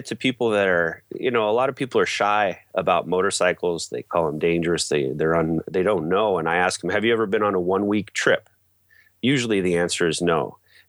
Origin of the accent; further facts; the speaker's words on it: Alaska, United States; born there; I was born in Alaska and have traveled extensively.